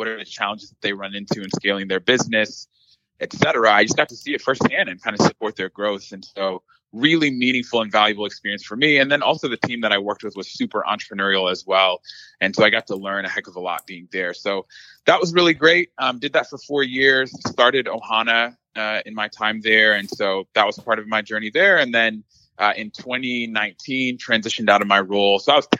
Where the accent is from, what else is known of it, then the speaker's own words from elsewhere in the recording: Dallas, Texas, United States; So I am originally from the Dallas area. So